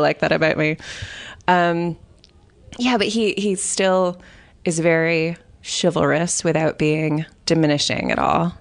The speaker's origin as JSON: {"language": "English", "town": "Los Angeles", "region": "California", "country": "United States", "moved": "as an adult", "lives_now": "Ireland", "said": "I'm from Los Angeles"}